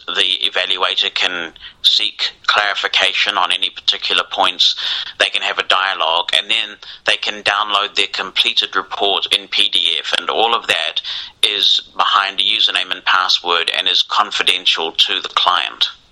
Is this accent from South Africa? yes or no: no; New Zealand; I grew up in New Zealand, a long way from where a lot of the stuff was happening